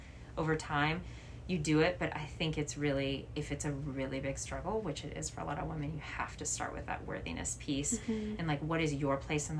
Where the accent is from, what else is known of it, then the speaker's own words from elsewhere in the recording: the South, United States; But particularly in the town that I grew up in the South, it was smaller